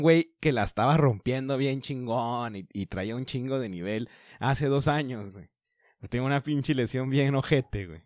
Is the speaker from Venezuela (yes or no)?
no; Mexico; güeyes que estamos aquí en México